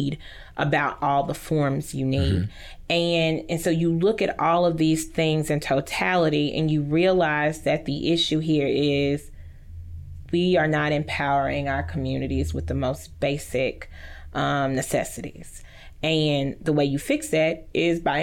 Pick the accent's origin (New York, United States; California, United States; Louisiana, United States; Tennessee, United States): Louisiana, United States; Haughton; now in Shreveport, United States; I grew up in Houghton.